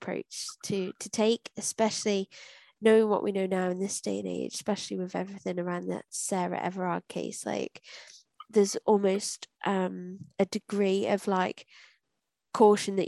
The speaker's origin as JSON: {"language": "English", "country": "United Kingdom", "said": "being British"}